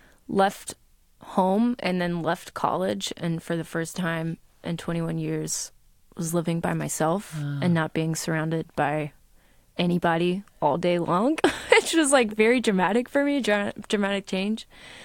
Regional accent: Atlanta, Georgia, United States; growing up in Atlanta, being exposed to all these very diverse situations

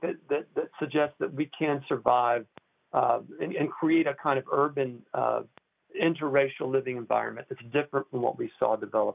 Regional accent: Decatur, Georgia, United States; my hometown of Decatur, Georgia

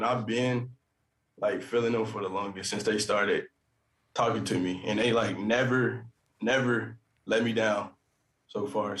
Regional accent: Cincinnati, Ohio, United States; I'm from Cincinnati, Ohio. I love the Ohio area.

